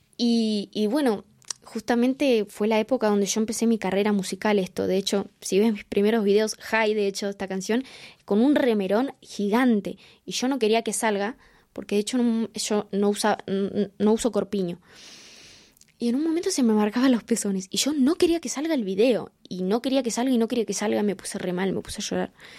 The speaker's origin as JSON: {"language": "Spanish", "town": "Quilmes", "region": "Buenos Aires Province", "country": "Argentina", "tie": "born or raised there", "said": "nací en Quilmes, en Argentina"}